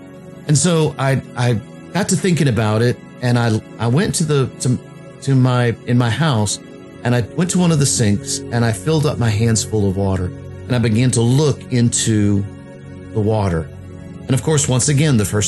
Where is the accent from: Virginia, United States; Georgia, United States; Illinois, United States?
Virginia, United States; Virginia Beach; born and raised in Virginia Beach